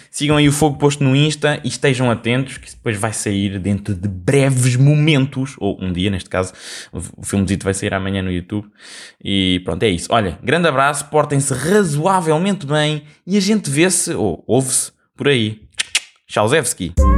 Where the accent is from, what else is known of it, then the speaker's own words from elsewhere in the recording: Portugal; como um bom português